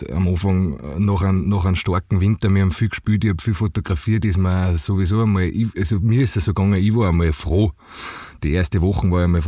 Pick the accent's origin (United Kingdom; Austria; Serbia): Austria; so wie es in Bayern und bei uns in Österreich eben der Brauch ist.